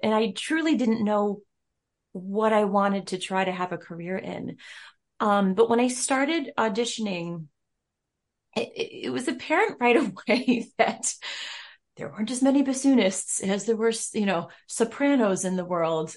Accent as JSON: {"language": "English", "town": "Rochester", "region": "New York", "country": "United States", "said": "I'm from Rochester, New York"}